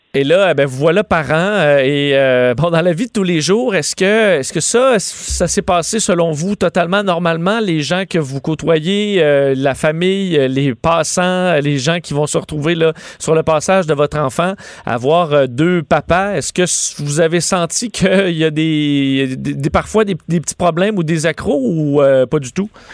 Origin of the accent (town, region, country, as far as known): Quebec, Canada